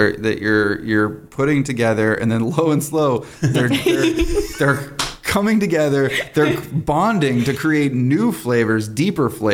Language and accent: English; the South, United States; I'm from the South